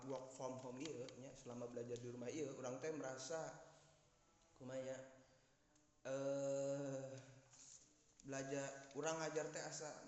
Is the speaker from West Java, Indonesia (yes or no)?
yes; West Java, Indonesia; now in Yogyakarta, Indonesia; Kita teh sebagai orang Sunda yang hidup di Yogyakarta gitu ya harus tetap memegang teguh